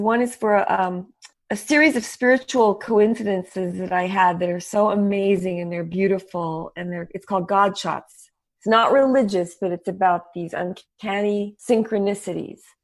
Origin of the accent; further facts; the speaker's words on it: El Paso, Texas, United States; moved away; also born or lived in New York; I was born in El Paso, Texas, and I spoke Spanish fluently, and I w, lived in the desert